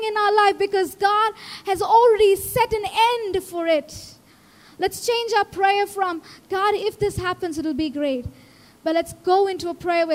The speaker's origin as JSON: {"language": "English", "country": "India", "tie": "born or raised there", "said": "As an Indian kid"}